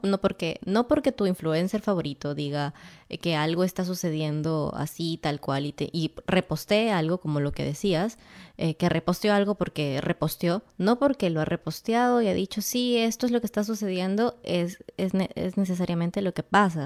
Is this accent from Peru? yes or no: yes; Peru; eres de mi tierra